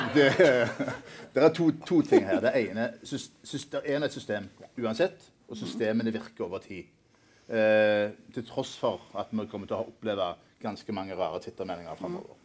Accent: Norway; vi som nordmenn

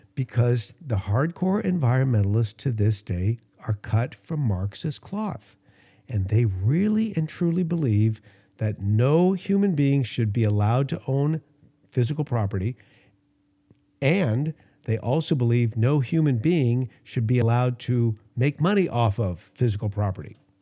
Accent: Los Angeles, California, United States; growing up in Los Angeles, the air was so bad when I was a little kid.

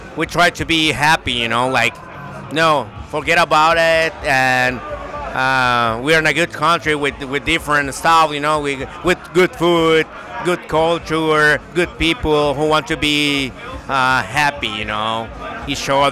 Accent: Colombia; English is a second language; I'm from Colombia.

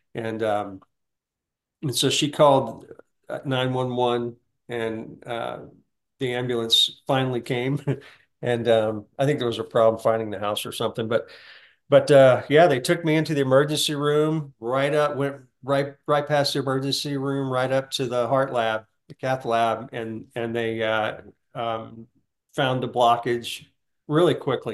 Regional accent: Deep South, United States; I, I was raised in the Deep South

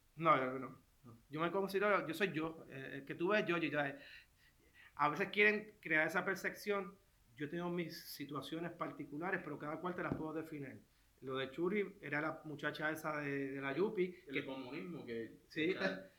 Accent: Puerto Rico; soy puertorriqueño, soy ciudadano americano.

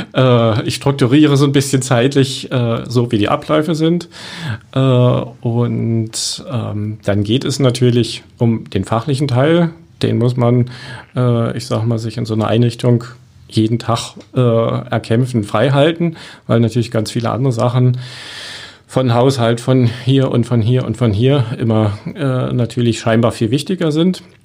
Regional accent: Berlin, Germany; moved away as an adult; now in Cottbus, Germany; Ich komme ja aus Berlin

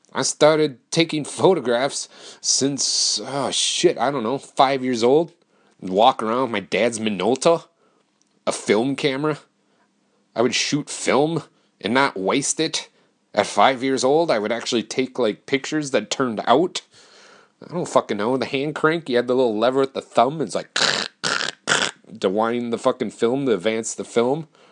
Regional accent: Wisconsin, United States; I moved back to my hometown

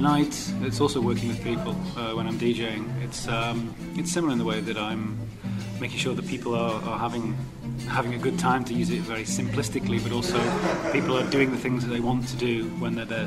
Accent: Manchester, North West England, United Kingdom; moved away as an adult; also born or lived in Czech Republic; now in Prague, Czech Republic; I'm originally from Manchester in England. I've lived in the Czech Republic

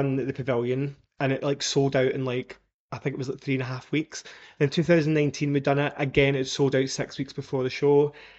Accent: Scotland, United Kingdom; I just love that I came from Scotland and I love that I came from a wee council

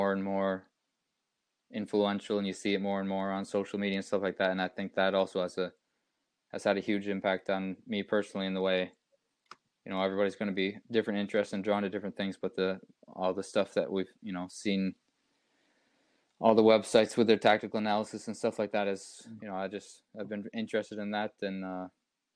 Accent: United States; Growing up in the United States

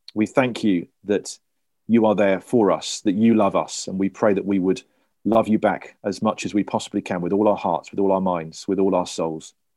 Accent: Cornwall, South West England, United Kingdom; I'm Cornish

